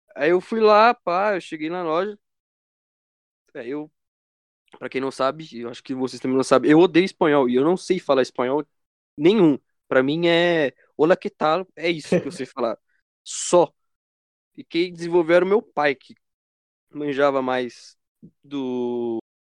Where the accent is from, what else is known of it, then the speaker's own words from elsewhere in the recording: Brazil; como todo bom brasileiro